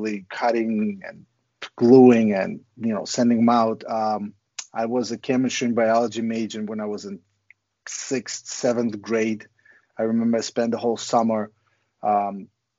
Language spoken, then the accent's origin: English; Ukraine; now in United States; growing up in Ukraine was pretty crazy.